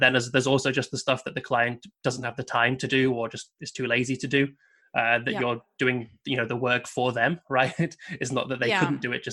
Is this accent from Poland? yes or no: no; United Kingdom; being British